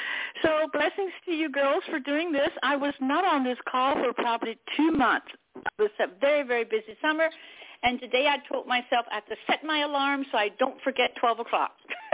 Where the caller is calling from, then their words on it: Pennsylvania, United States; Hello, this is … from Pennsylvania.